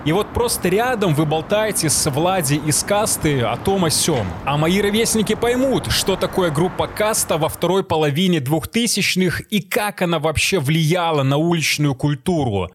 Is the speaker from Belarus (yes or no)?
yes; Belarus; я белорус, сценарист, атлет и стоик